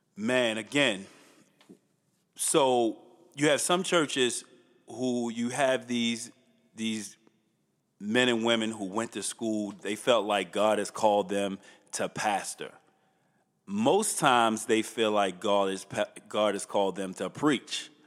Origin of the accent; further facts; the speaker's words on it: Baltimore, Maryland, United States; I grew up in Northeast on Tivoli and Chilton